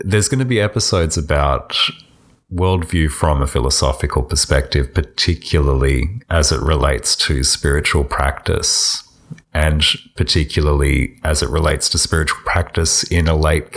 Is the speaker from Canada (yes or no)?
no; Australia; I'm an Australian